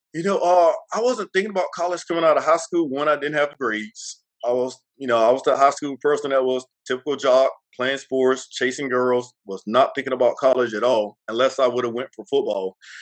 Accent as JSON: {"language": "English", "town": "McLaurin", "region": "Mississippi", "country": "United States", "tie": "born or raised there", "said": "I grew up in a small town called McLaurin, Mississippi"}